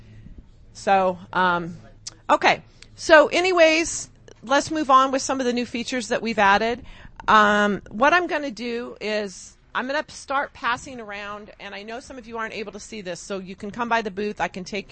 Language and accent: English; Whittier, California, United States; now in Las Vegas, United States; I'm from Southern California, originally born and raised in Whittier.